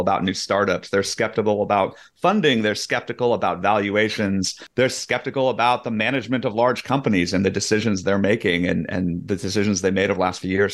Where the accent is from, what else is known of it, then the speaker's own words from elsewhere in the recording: Silicon Valley, California, United States; I, I grew up in Silicon Valley